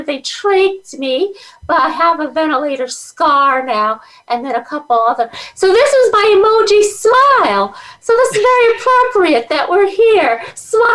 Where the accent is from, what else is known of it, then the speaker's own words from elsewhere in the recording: Guyana; also born or lived in Schenectady, New York; now in United States; I was born in Guyana, South America. I came to America in 1979 with my family